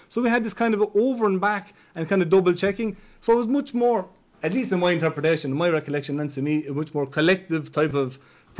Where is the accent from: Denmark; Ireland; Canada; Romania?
Ireland; But as an Irish person, I had a huge advantage.